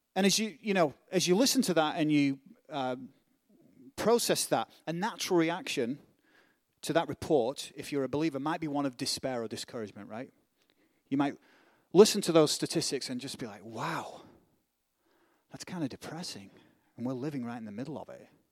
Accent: Northern England, United Kingdom; accent: British; northern; now in United States; where I'm from, in, in, in England, it's the reverse. If you're a Northerner, and I am a Northerner

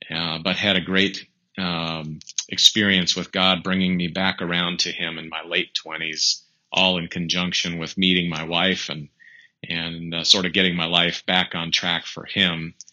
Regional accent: North Dakota, United States; I grew up in North Dakota, and my parents and and they always took us to church since the time we were little.

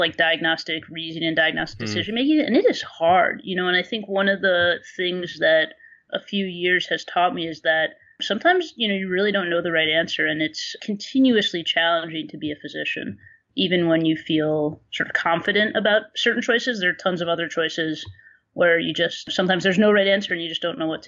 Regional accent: New York, United States; also born or lived in Philadelphia, United States / Chicago, United States; I'm from New York.

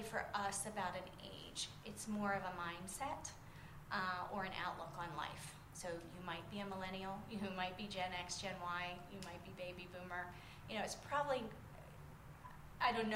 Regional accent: Western Maryland, United States; moved away as an adult; also born or lived in Morgantown, West Virginia / Florida; I'm from Maryland, but I'm from Western Maryland, so we're much closer to WVU than to UM

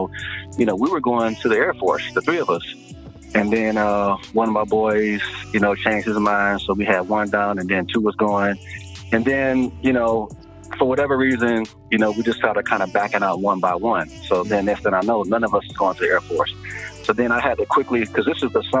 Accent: Detroit, Michigan, United States; my personal experience growing up in Detroit

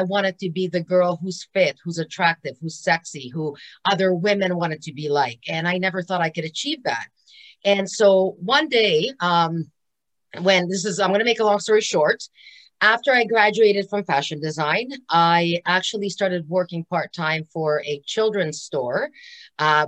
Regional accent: Hungary; now in Canada; I am actually from Hungary, and I came to Canada 34 years ago

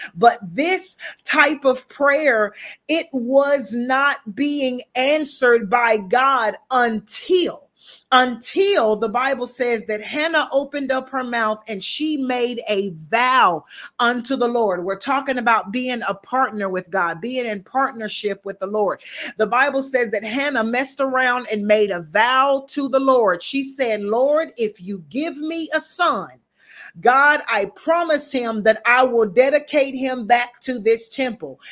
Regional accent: the South, United States; I'm from the South.

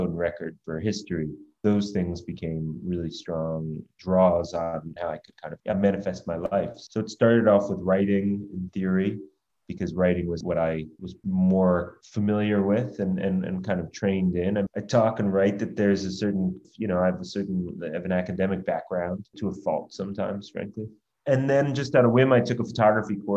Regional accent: United States; as an American growing up at the time

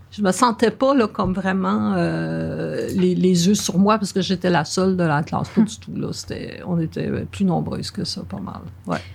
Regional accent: Verdun, Quebec, Canada; Je suis née vraiment à Verdun et j'ai vraiment grandi à Verdun

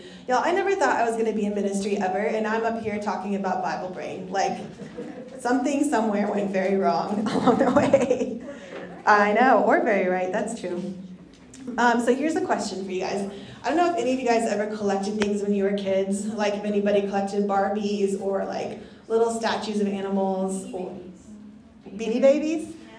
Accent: Bolivia; so I grew up overseas in Bolivia, and there was this festival called Alasitis

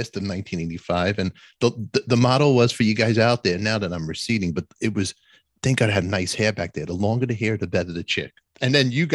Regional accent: New York City, New York, United States; I'm from Brooklyn, from Canarsie

